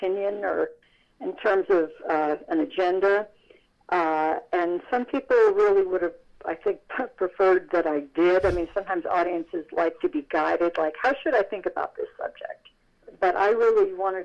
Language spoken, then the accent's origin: English; Irvington, New York, United States; my hometown of Irvington, New York